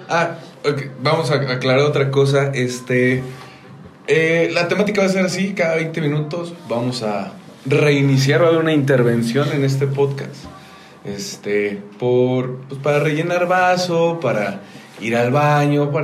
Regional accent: Querétaro, Mexico; somos de Querétaro

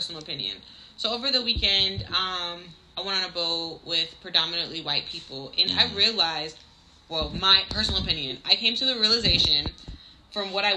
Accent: Connecticut, United States

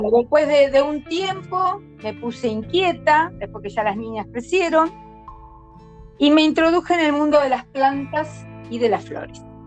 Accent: General Rodríguez, Buenos Aires Province, Argentina; siempre viví aquí en General Rodríguez desde que tengo más o menos tres años. Nací en Capital Federal, pero siempre, toda mi vida la viví en General Rodríguez

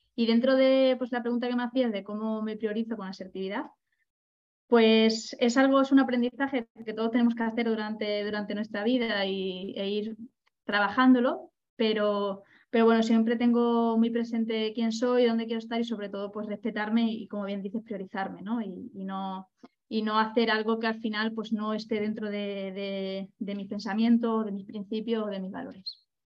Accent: Badajoz, Extremadura, Spain; moved away as an adult; also born or lived in Ibiza; de donde yo vengo, que es de, de Badajoz

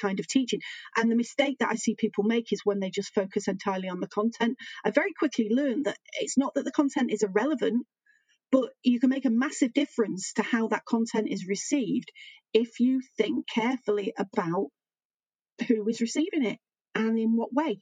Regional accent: Manchester, North West England, United Kingdom; moved away as an adult; also born or lived in Leeds; I grew up in Manchester

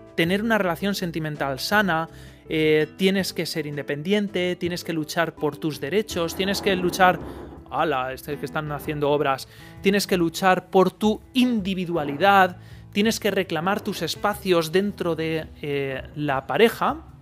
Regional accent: Spain

